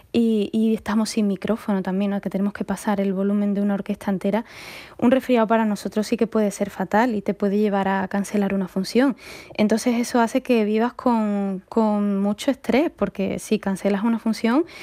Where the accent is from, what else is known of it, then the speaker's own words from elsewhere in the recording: Seville, Andalusia, Spain; soy muy de Sevilla, mi familia es muy sevillana, con todas sus consecuencias.